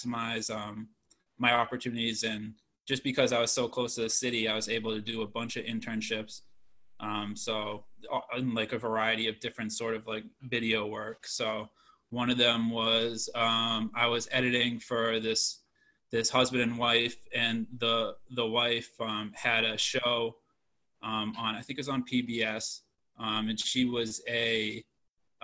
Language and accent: English; Shrewsbury, Massachusetts, United States; moved away as an adult; now in Washington, D.C., United States; I was born in Shrewsbury. I lived there my whole life, and I went to Shrewsbury High.